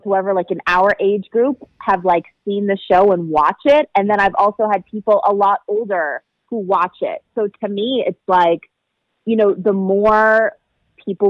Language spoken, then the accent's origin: English; Revere, Massachusetts, United States; moved away as an adult; also born or lived in Lynnfield, Massachusetts / Louisiana / Texas / Oklahoma City; I grew up in Revere, or Revere, because normally we don't pronounce our R's. But I don't really have a Boston accent